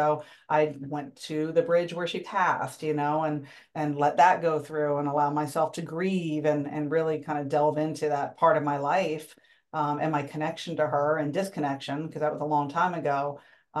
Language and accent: English; Springfield, United States; I said I grew up in Springfield since I was 9, but before that I lived in 8 places before the age